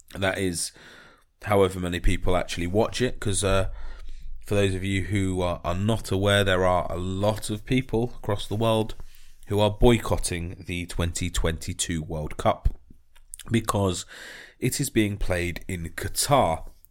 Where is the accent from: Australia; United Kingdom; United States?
United Kingdom